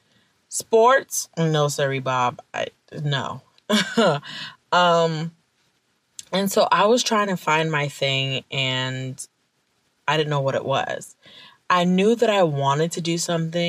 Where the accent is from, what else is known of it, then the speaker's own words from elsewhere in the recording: Nigeria; I'm Nigerian. And when I was a little girl in Nigeria